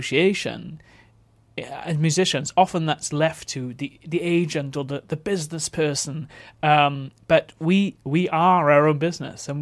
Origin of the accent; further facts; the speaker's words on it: Neath, Wales, United Kingdom; moved away; also born or lived in London; I grew up in Neath in South Wales